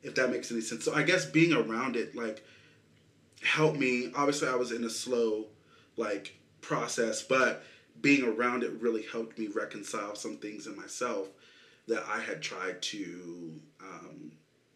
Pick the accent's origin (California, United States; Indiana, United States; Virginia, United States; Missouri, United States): Missouri, United States; Kansas City; I'm from Kansas City